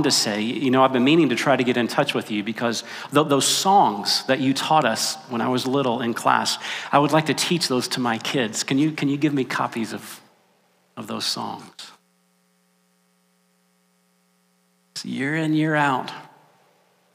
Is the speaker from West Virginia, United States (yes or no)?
yes; West Virginia, United States; the church where I grew up in West Virginia